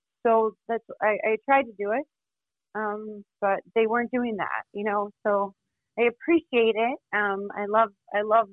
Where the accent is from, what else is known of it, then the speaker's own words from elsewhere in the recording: Florida, United States; So I'm from Florida.